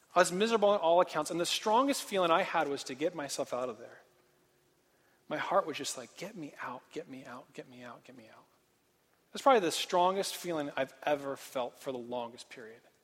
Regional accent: Portland, Oregon, United States; moved away as an adult; also born or lived in Santa Barbara, California; I'm from Portland. And I grew up on um, a farm

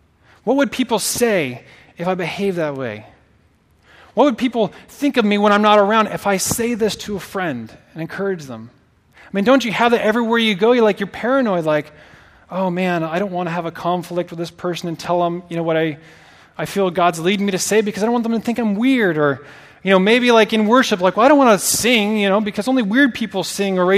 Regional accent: Oregon, United States; moved away as an adult; I'm not from here. So I'm from Oregon originally. I have not lived in Oregon for 12 years.

